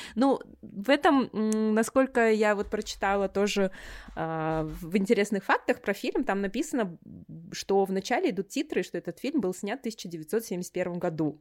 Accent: Kazakhstan; also born or lived in United States

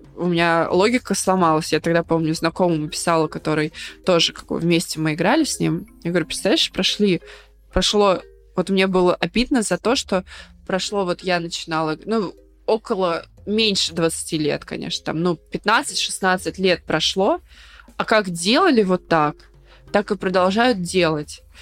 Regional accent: Volgograd, Volgograd Oblast, Russia; я обычная девчонка из Волгограда

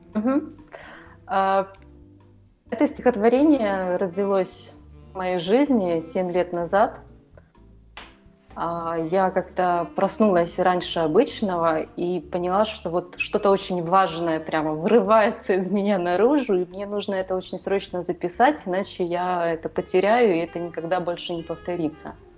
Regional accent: Ukraine; moved away as an adult; now in Budapest, Hungary; Я родилась и выросла в Украине. Последние 8 лет проживаю в Будапеште.

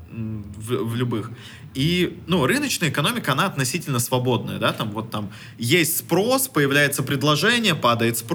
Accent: Russia; born there; Ну, вот что вот мы такие, да, мы, вы, мы родились в России.

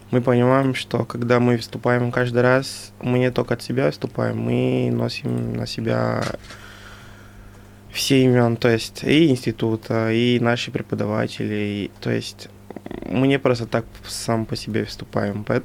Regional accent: Angola; now in Russia; мы, которые из Анголы

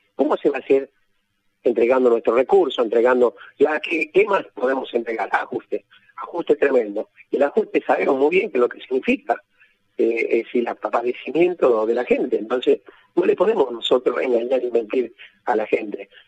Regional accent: Argentina; nuestro país

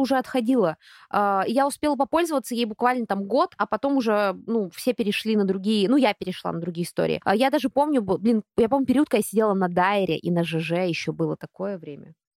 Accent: Russia; откуда я за границей, я говорю, из России

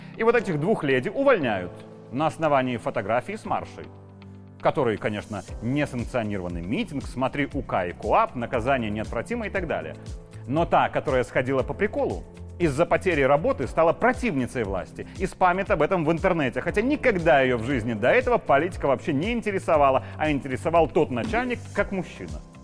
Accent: Belarus; Я такой же, как и все мы, белорусы

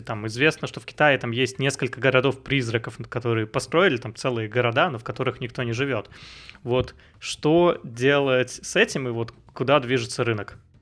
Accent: Vsevolozhsk, Leningrad Oblast, Russia; moved away; also born or lived in Saint Petersburg; я сам из Питера, а, рядом из Питера, из Всеволожска

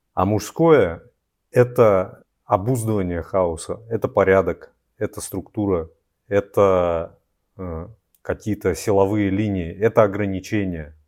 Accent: Siberia, Altai Krai, Russia; в нашем, вот, Алтайском крае, откуда я родом, и с, в Сибири

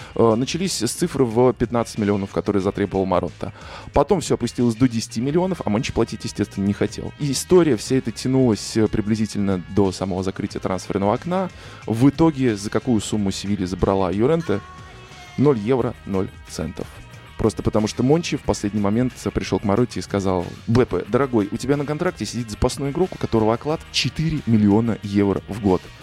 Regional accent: Russia; я журналист из России

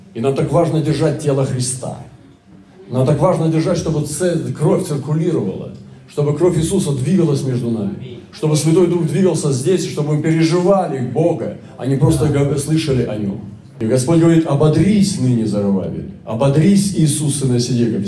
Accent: Russia; Я из России

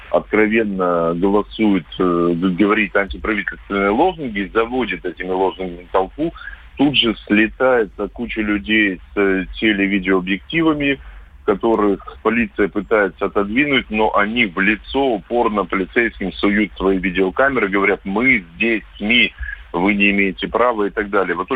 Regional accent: Khabarovsk, Khabarovsk Krai, Russia; как хабаровчанин

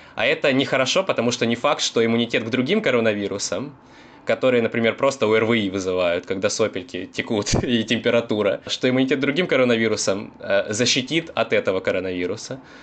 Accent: Rostov-on-Don, Rostov Oblast, Russia; я коренной ростовчанин

